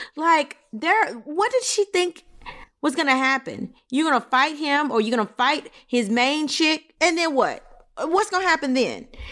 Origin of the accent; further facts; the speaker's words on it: Louisiana, United States; I'm from Louisiana.